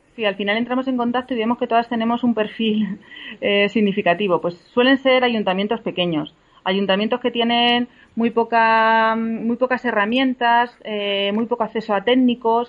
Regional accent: Pozuelo, Castilla-La Mancha, Spain; aquí en mi pueblo, en Pozuelo, que es un pueblo de Albacete

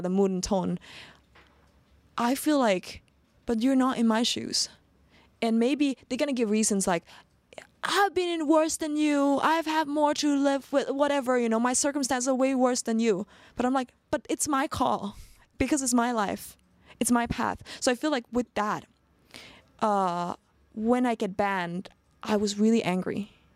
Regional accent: Sweden; also born or lived in Phuket, Thailand; now in Thailand; I grew up in Sweden

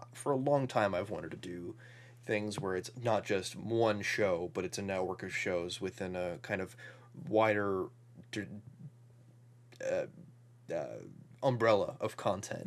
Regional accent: Midwest, United States; we're both from the Midwest

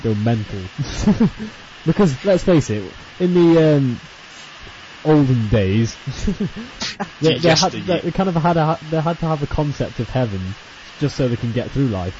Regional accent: the north of England, United Kingdom; another northerner

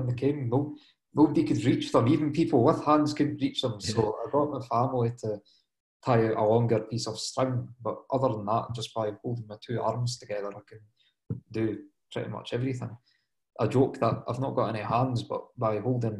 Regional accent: Dundee, Scotland, United Kingdom; I'm from Dundee in Scotland myself

